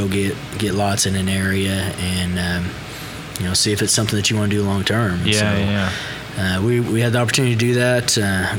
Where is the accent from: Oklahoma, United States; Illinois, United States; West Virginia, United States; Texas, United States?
Oklahoma, United States; Moore; Born and raised in Moore, Oklahoma.